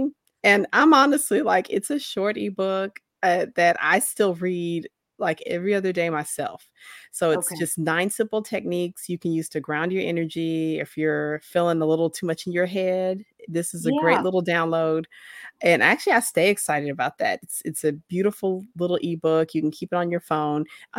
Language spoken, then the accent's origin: English; Oklahoma, United States; I'm going to be able to take more individuals beyond my home state of Oklahoma.